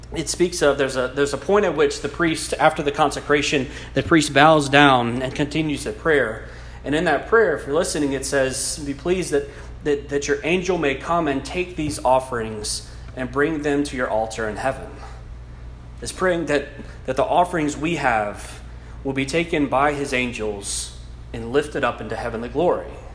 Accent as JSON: {"language": "English", "region": "South Louisiana", "country": "United States", "first_language": "English", "said": "an English speaking South Louisiana boy"}